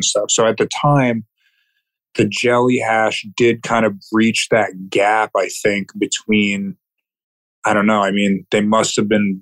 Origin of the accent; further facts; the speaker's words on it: New Jersey, United States; now in Maine, United States; I grew up in New Jersey